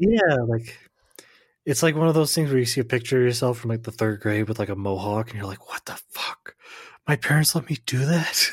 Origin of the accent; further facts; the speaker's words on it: United States; I'm American